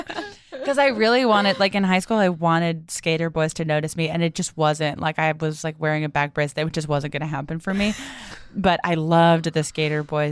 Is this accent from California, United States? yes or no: no; Southern Massachusetts, United States; I'm from Southern Massachusetts, which is near Rhode Island